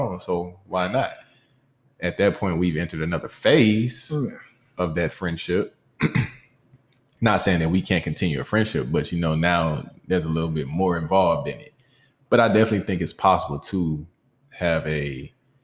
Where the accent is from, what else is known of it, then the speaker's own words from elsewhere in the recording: Atlanta, Georgia, United States; also born or lived in Waukegan, Illinois; I was raised on the south side of Atlanta, but I was born in Waukegan, Illinois